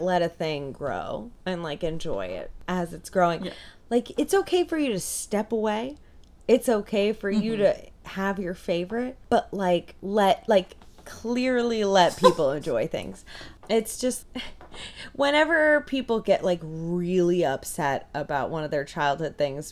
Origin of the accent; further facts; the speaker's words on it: Long Island, New York, United States; I grew up on Long Island